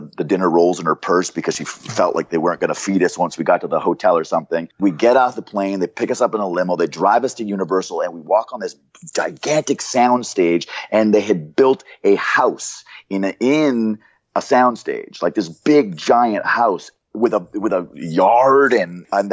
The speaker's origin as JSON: {"language": "English", "country": "Canada", "moved": "yes", "said": "I was from Canada, so I was pale"}